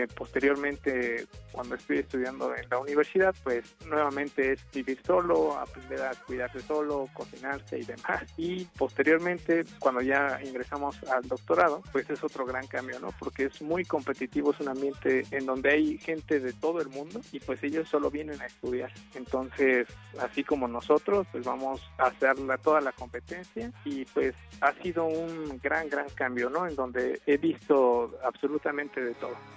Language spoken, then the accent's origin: Spanish; Magdalena Zahuatlán, Oaxaca, Mexico; moved away as an adult; also born or lived in Asunción Nochixtlán, Oaxaca; now in Austin, United States; crecí y estudié en una escuela rural en Magdalena, Zahuatlán